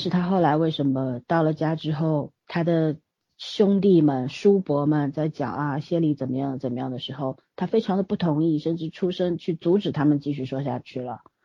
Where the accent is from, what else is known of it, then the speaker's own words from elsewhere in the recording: China; 作为中国人来说，对文学是不陌生的